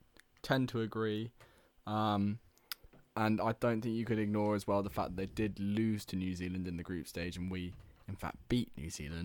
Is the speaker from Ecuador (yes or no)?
no; England, United Kingdom; It matters to me because I'm English.